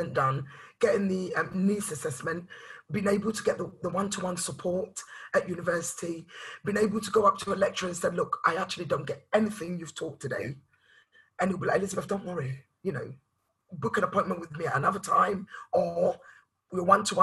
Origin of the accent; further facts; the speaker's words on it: Ghana; I'm from Ghana, West African background